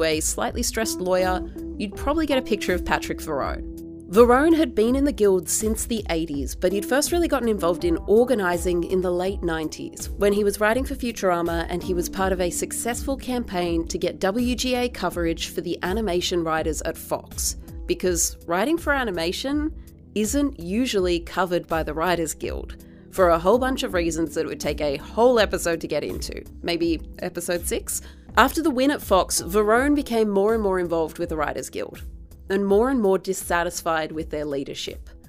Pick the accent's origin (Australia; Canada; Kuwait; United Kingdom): Australia; as an Australian